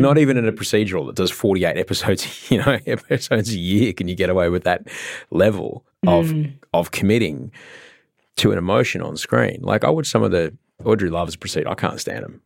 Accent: Brisbane, Queensland, Australia; moved away as an adult; also born or lived in London; now in Sydney, Australia; I grew up in Brisbane

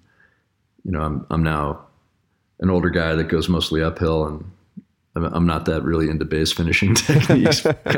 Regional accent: Littleton, Colorado, United States; Yeah, I'm a Colorado kid. I grew up in Littleton, Colorado, and I grew up racing bikes and ski racing.

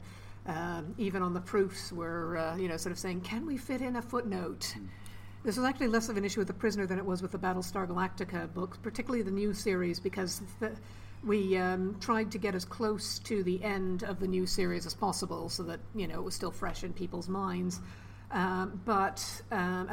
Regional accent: Toronto, Ontario, Canada; now in United Kingdom; I'm from Toronto, still got family there

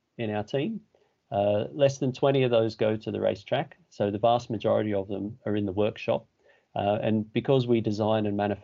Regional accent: Australia; moved away as an adult; now in England; I started in Australia. I'm from Australia.

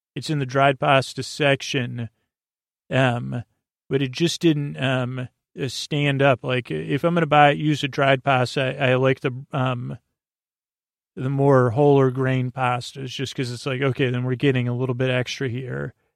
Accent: New York, United States; moved away; I grew up in the New York area, New York State

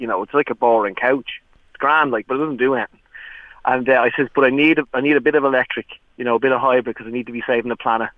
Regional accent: Dublin, County Dublin, Ireland; I'm from Ballantyre

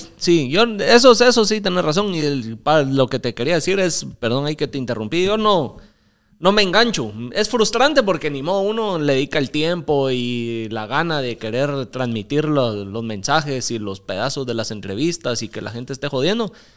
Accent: Mixco, Guatemala Department, Guatemala; Yo crecí en San Cristóbal.

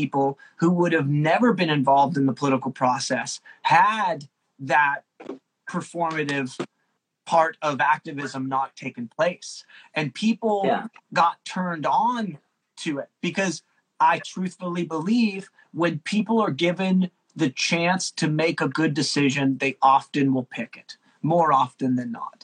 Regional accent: Pittsburgh, Pennsylvania, United States; We're from Pittsburgh

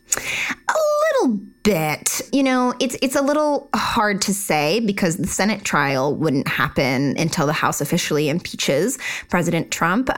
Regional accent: Utah, United States; I am from Utah

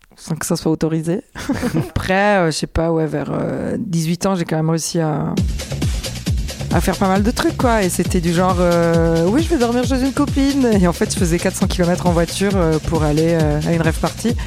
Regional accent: Italy; now in France; j'ai grandi en Italie

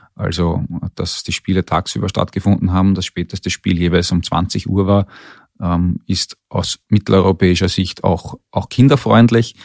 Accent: Austria; als Österreicher

